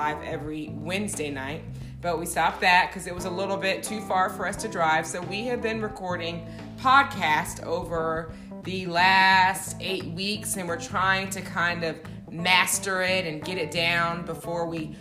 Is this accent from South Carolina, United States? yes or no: yes; Charleston, South Carolina, United States; moved away as an adult; now in Atlanta, United States; we're both from Charleston.